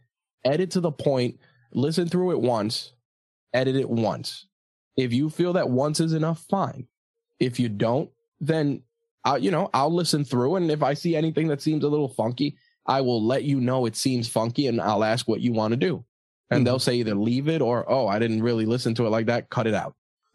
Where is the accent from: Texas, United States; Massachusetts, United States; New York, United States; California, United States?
New York, United States; I'm from New York